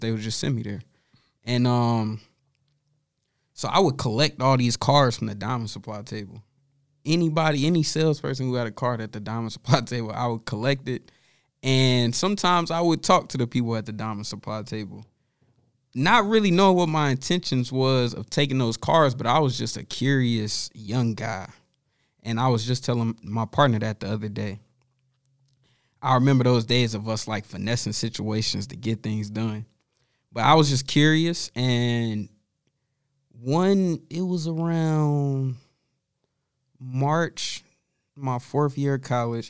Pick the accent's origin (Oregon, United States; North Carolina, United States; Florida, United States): North Carolina, United States; Charlotte; moved away as an adult; I'm from Charlotte